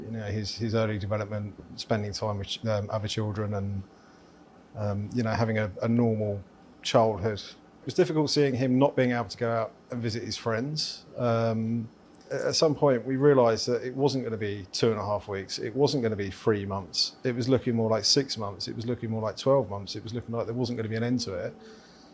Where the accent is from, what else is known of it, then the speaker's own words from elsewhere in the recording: London, United Kingdom; moved away as an adult; also born or lived in Dorset; now in El Salvador; I'm originally from London